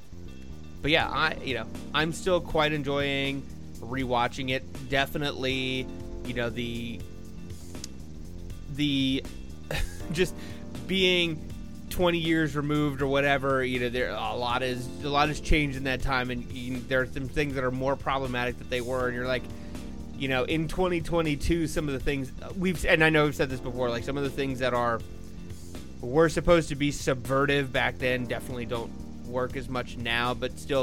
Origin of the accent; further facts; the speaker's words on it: United States; I'm an American